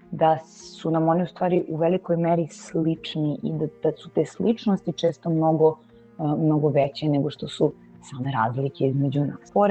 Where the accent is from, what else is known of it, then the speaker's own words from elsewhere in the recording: Serbia; ja sam uh, Srpkinja